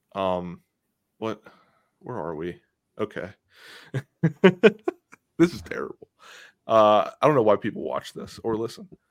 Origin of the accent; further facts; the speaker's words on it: Beaver County, Pennsylvania, United States; I'm from Pittsburgh, but I'm actually from Beaver County